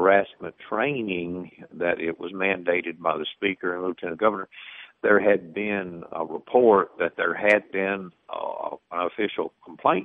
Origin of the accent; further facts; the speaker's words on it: the South, United States; we're from the South